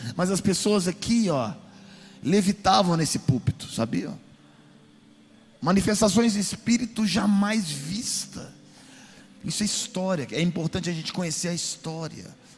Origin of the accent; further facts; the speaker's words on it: Brazil; now in Florida, United States; nós como brasileiros